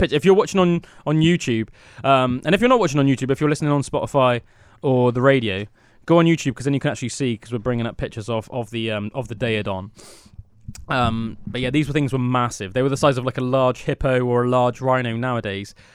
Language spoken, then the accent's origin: English; United Kingdom; growing up in Britain